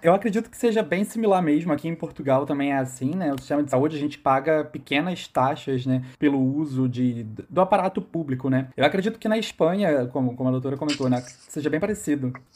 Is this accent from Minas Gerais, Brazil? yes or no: no; Niterói, Rio de Janeiro, Brazil; Eu sou de Niterói, no Rio de Janeiro